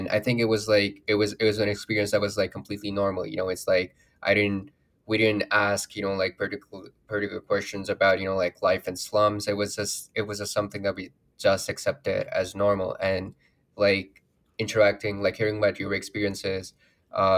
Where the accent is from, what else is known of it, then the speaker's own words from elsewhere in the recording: Lahore, Punjab, Pakistan; moved away; I grew up in Lahore